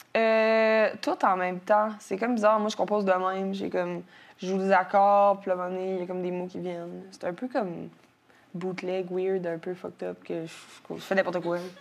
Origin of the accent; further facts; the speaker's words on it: Quebec City, Quebec, Canada; je suis née à Jeffrey Hill, un, un hôpital qui est euh, entre le Vieux puis Sainte-Foy à Québec.